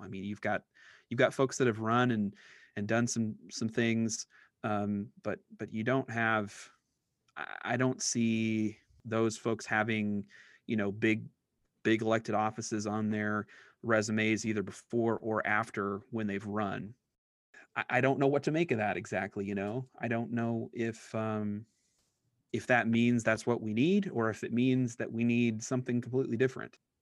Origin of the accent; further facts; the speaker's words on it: Iowa, United States; I grew up in Iowa